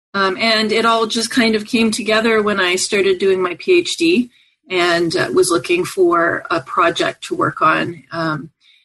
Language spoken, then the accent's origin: English; Montreal, Quebec, Canada; I grew up in Montreal, Canada